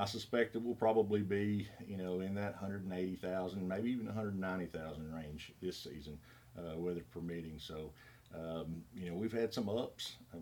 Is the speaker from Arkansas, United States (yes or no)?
yes; Greenwood, Arkansas, United States; also born or lived in Fort Smith, Arkansas / Monticello, Arkansas / Oklahoma; home for me is Greenwood, just south of Fort Smith